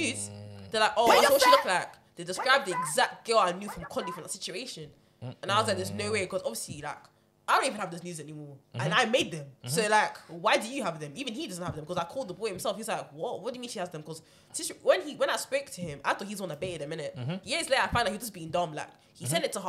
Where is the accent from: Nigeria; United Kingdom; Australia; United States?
Nigeria; I'm Nigerian. You can't have me growing up in Hollywood and keep testing me like that.